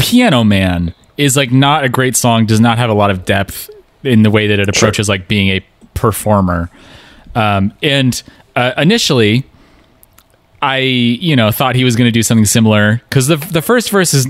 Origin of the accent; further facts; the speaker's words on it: Pacific Northwest, United States; we grew up in the Pacific Northwest